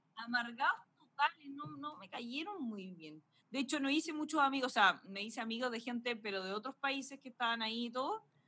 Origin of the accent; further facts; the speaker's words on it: Chile; uno viene de Latinoamérica, de Chile